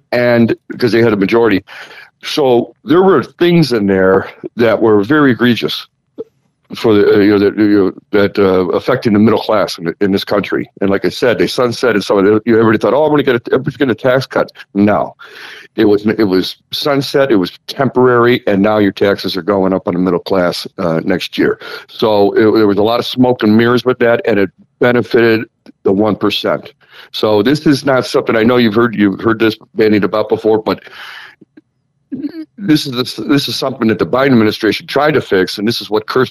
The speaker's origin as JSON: {"language": "English", "town": "Cleveland", "region": "Ohio", "country": "United States", "said": "I'm from Cleveland, originally"}